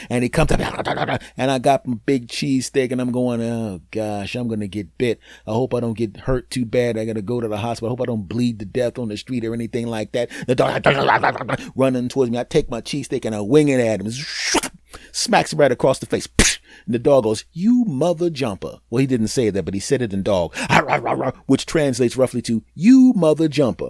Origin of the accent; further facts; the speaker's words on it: Philadelphia, Pennsylvania, United States; I'm originally from Philadelphia